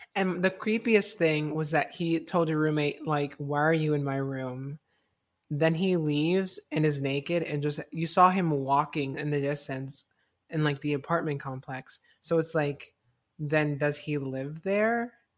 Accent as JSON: {"language": "English", "town": "Fort Myers", "region": "Florida", "country": "United States", "tie": "born or raised there", "moved": "yes", "said": "where I grew up, like, my, like, my high school was, like, complete, like, very, like, and conservative."}